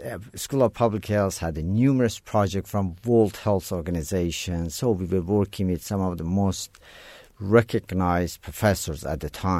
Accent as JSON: {"language": "English", "country": "Iran", "second_language": "English", "lives_now": "United States", "said": "it was not something that we learned English seriously in Iran at the time."}